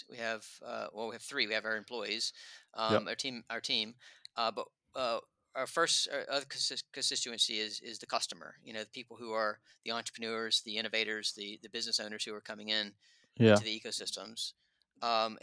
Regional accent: United States; moved away as an adult; now in London, United Kingdom; I'm still an American in my soul

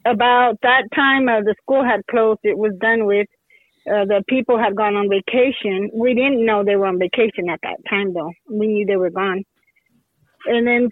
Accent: Lovington, New Mexico, United States; now in Hobbs, United States; right now I live in Hobbs, New Mexico, which is about 30 miles out of Lovington, New Mexico, where I was born and raised

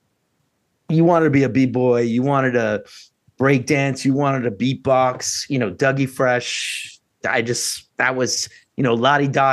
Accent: New York City, New York, United States; also born or lived in Hato Rey, San Juan, Puerto Rico; now in Boston, United States; I grew up in Puerto Rico until my parents split when I was like first or second grade, and moved to the Bronx

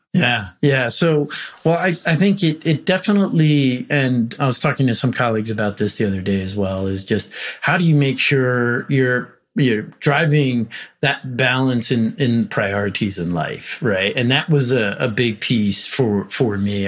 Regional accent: New York City, New York, United States; I was born in Brooklyn

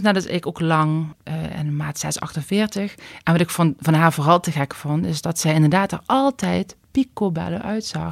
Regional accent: Limburg, Netherlands; accent: Limburgish; moved away as an adult; now in Randstad, Netherlands; je hoort waarschijnlijk aan mijn accent wel dat ik Limburgse roots heb. Ehm, na 19 jaar Randstad heb ik nog steeds mijn accent

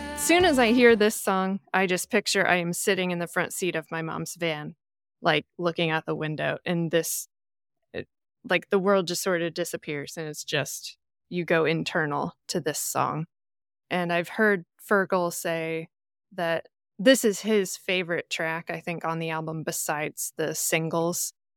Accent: Midwest, United States; culturally, I am as American as a piece of cornbread, but like, my heritage is Irish

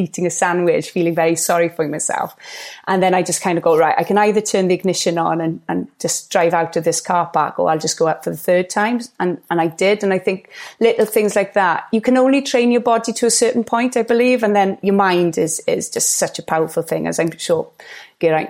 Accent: Gower, Wales, United Kingdom; I was brought up on Gower

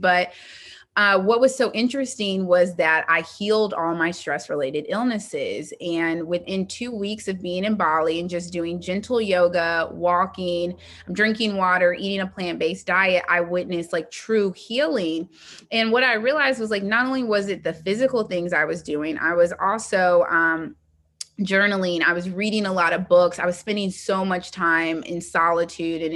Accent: Indianapolis, Indiana, United States; I'm from Indianapolis

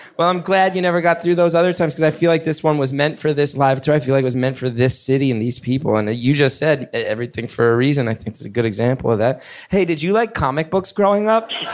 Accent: New York, United States; I'm a New Yorker

